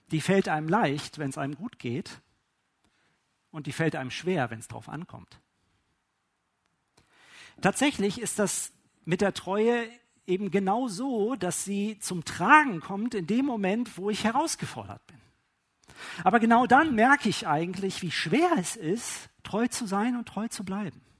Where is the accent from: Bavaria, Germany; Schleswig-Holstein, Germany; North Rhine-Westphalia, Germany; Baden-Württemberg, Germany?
North Rhine-Westphalia, Germany; Witten; born there; Ne, ich äh, bin gebürtig aus Witten an der Ruhr. Ja, das ist im Ruhrgebiet äh, und da ist von die Sprache ist das anders.